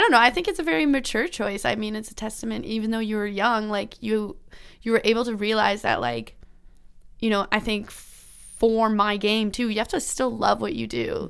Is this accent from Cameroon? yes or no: no; Ontario, Canada; I grew up in Ontario